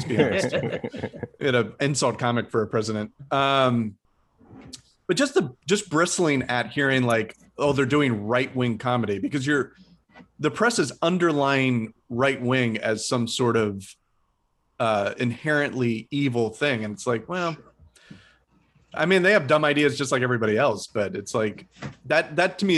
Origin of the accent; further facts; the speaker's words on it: Midwest, United States; growing up in the Midwest